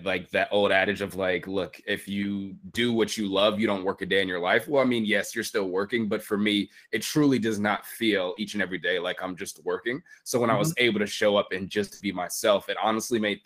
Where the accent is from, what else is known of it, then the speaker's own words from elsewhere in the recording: New York City, New York, United States; also born or lived in Atlanta; now in Los Angeles, United States; I was born in Brooklyn, New York